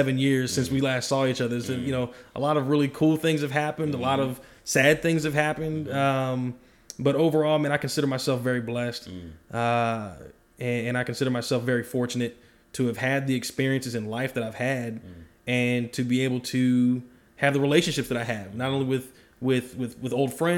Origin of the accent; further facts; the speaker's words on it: Dayton, Ohio, United States; moved away as an adult; also born or lived in California; now in Georgia, United States; Dayton, Ohio is where I'm from. I was born in California, but I was raised my entire life in Ohio.